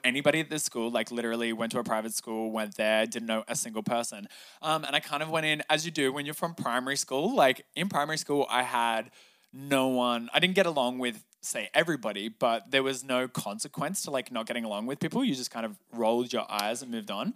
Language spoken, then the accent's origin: English; Cronulla, New South Wales, Australia; also born or lived in Newtown, Sydney; I grew up in Sydney, Australia, down south in a very coastal town beach, um, called Cronulla.